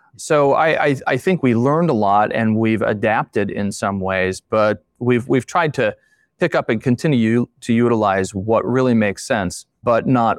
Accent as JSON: {"language": "English", "town": "Steubenville", "region": "Ohio", "country": "United States", "tie": "born or raised there", "lives_now": "Indiana, United States", "said": "But Steubenville, Ohio, is where I was born and raised."}